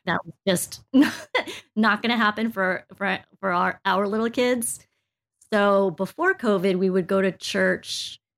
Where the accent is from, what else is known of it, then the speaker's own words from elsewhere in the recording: United States; I was born here in the States